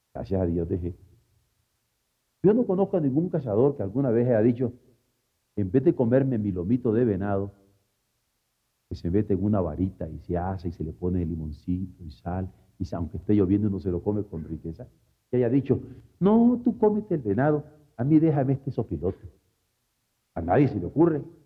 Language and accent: Spanish; Mexico; como buen mexicano